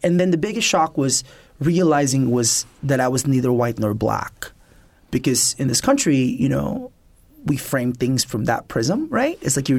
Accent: Philippines; also born or lived in Manila; So I was born in Manila, which is the largest city in the Philippines, but I grew up mostly in the provinces, 5 hours south of Manila

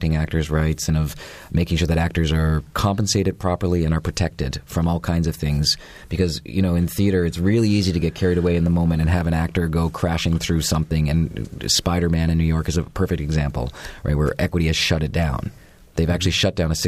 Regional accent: Canada; moved away; I'm a Canadian

